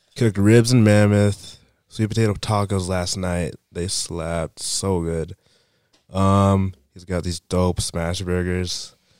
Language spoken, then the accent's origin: English; Waynesville, North Carolina, United States; I'm from North Carolina, Waynesville, North Carolina